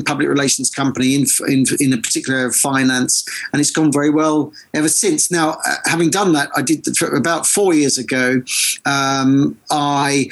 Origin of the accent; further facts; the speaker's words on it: Essex, East of England, United Kingdom; moved away; also born or lived in London / Manchester / New York; I was brought up in Essex for my sins, but I've lived most of my life in either London, Manchester or New York.